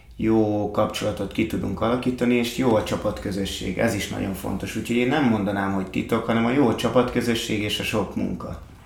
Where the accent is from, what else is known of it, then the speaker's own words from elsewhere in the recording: Hungary; fiatalok, magyarok vagyunk